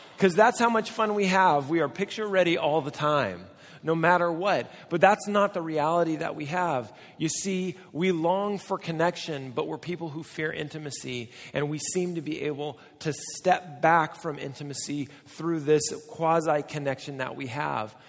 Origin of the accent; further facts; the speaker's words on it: United States; Now, I'm American